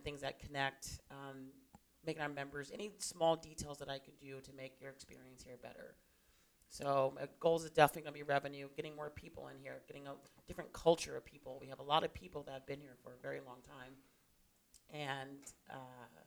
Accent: New York, United States; now in Tucson, United States; I come from the East Coast, originally from New York

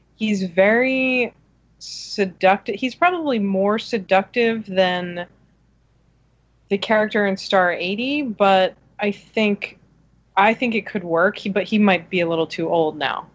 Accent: New Jersey, United States; I grew up in New Jersey at a time when there were not a lot of other women going to shows.

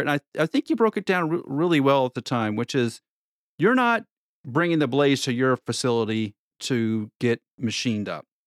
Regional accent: Nebraska, United States; moved away; I'm from Nebraska originally

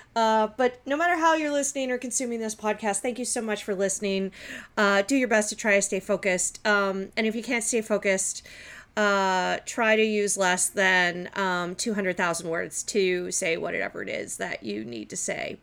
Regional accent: Montreal, Quebec, Canada; growing up where I did in Montreal when I did

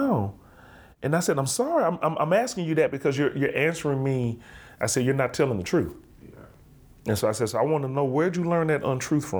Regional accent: Birmingham, Alabama, United States; I'm from Birmingham, Alabama

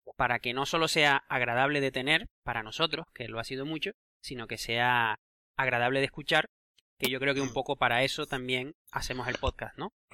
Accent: Canary Islands, Spain; accent: Canarian; moved away; haber nacido y crecido en las Islas Canarias

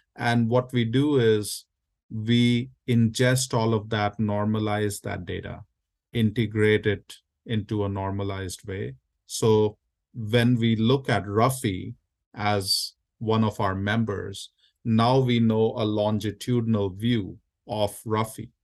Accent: India; now in United States; I was born and raised in India. I'm a first generation immigrant here in the U S

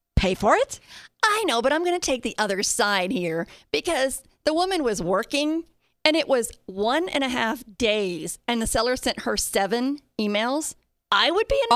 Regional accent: Colorado, United States; I'm from Colorado

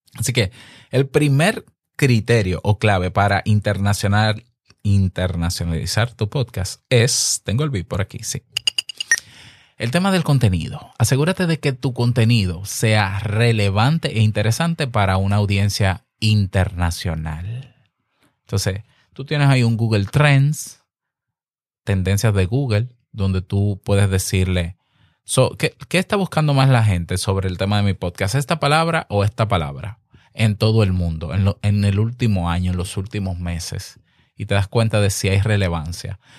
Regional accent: Dominican Republic; En mi país, República Dominicana

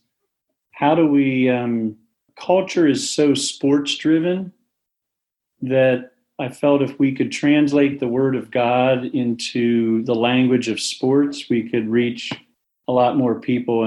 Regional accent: Waynesboro, Pennsylvania, United States; I grew up in a small town, Waynesboro, Pennsylvania, about three stoplights

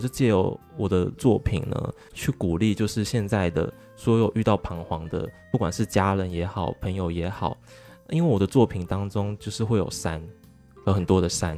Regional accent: Taiwan; 他们讲话方式就跟我们台湾人不一样了嘛

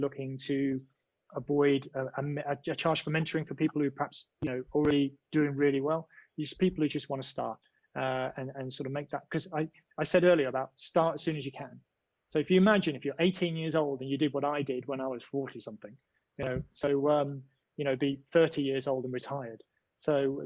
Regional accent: United Kingdom; I'm British.

